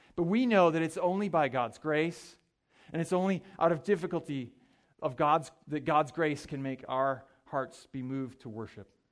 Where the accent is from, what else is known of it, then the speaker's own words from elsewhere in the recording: Mankato, Minnesota, United States; I grew up in Mankato, Minnesota